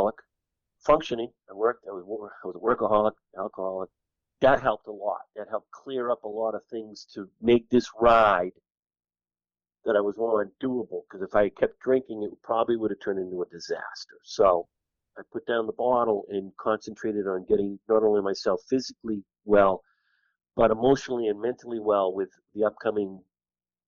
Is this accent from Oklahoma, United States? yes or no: no; East Bridgewater, Massachusetts, United States; also born or lived in Worcester, Massachusetts; East Bridgewater, Massachusetts, the town I grew up in.